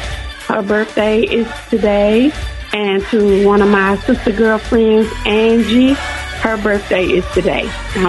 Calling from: Winston-Salem, North Carolina, United States; I'm calling from Winston-Salem, North Carolina.

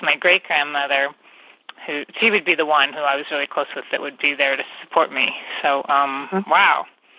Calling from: California, United States; And I'm calling from the San Francisco Bay Area.

